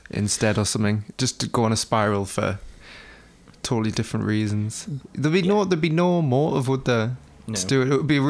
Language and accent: English; the Northeast, North East England, United Kingdom; we're from the Northeast